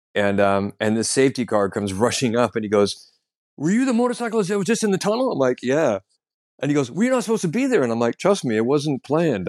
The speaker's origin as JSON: {"language": "English", "country": "United States", "moved": "yes", "lives_now": "London, United Kingdom", "said": "I'm an American comedian living in London"}